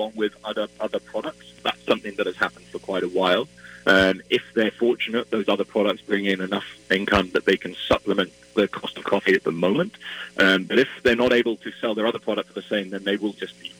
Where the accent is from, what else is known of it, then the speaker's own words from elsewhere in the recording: Wales, United Kingdom; moved away as an adult; now in Minneapolis, United States; I'm originally from Wales, and you might be able to tell from my accent, but I've been in Minneapolis for 2 years